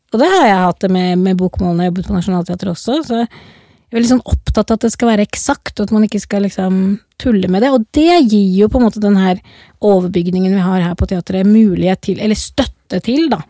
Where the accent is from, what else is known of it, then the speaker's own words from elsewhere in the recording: Oslo, Norway; accent: Oslo dialect (west Oslo); Jeg er jo liksom fra Oslo vest